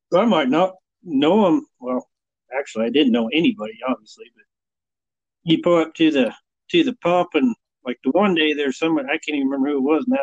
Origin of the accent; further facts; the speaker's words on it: Burwell, Nebraska, United States; now in Broadus, United States; when I grew up in Burwell, Nebraska is where I grew up.